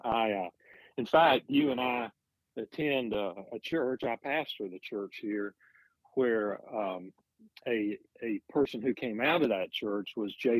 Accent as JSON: {"language": "English", "town": "Gadsden", "region": "Alabama", "country": "United States", "tie": "born or raised there", "moved": "as an adult", "said": "I'm from a town called Gadsden, Alabama"}